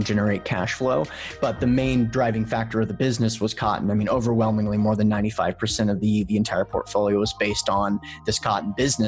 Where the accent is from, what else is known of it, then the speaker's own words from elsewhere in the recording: Memphis, Tennessee, United States; I'm from Memphis, Tennessee